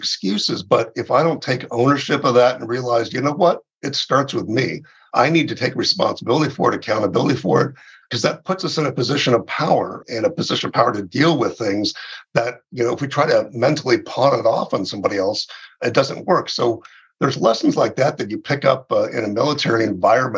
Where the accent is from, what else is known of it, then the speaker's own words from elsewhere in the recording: Southern California, United States; moved away as an adult; also born or lived in West Point, New York; now in Phoenix, United States; I grew up in Southern California, and so I was a Southern California kid